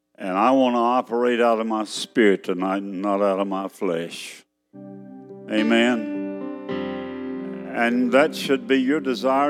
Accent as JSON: {"language": "English", "region": "Texas", "country": "United States", "said": "I'm a Texan. That's where I'm from"}